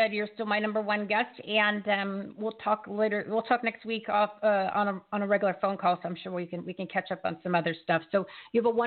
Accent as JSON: {"language": "English", "region": "New Jersey", "country": "United States", "said": "I'm from New Jersey"}